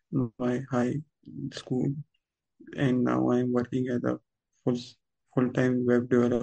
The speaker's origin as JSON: {"language": "English", "town": "Peshawar", "region": "Khyber Pakhtunkhwa", "country": "Pakistan", "said": "I am from Pakistan, city of Peshawar. I have done my second year from Army Public School in Peshawar"}